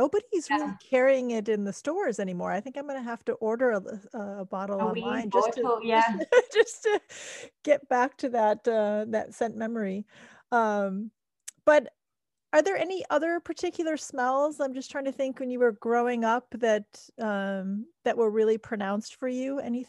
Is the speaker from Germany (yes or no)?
yes; Germany; I grew up in Germany